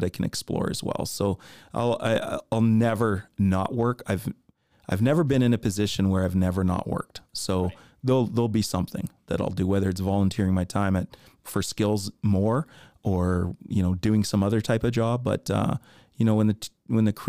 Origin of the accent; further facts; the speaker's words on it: Hudson Bay, Saskatchewan, Canada; And I grew up in Hudson Bay, so we went to Stuart Hawk in elementary.